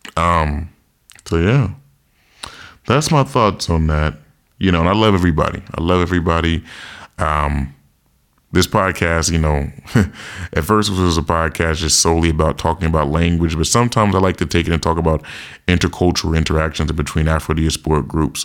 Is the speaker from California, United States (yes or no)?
yes; California, United States; I didn't see a lot of Haitians growing up in California